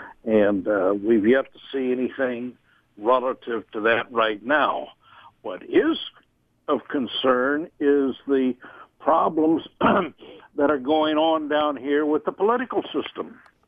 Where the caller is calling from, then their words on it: Indianapolis, Indiana, United States; Oh, the Indianapolis, Indiana area.